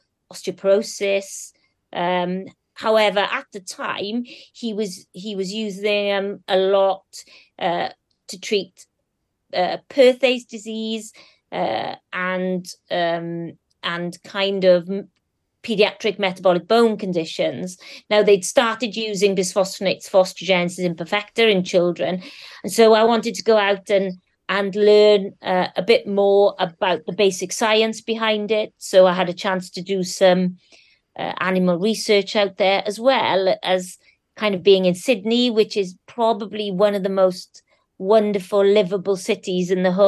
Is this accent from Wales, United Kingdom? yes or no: yes; Wales, United Kingdom; I'm also Welsh. I do... love where I've come from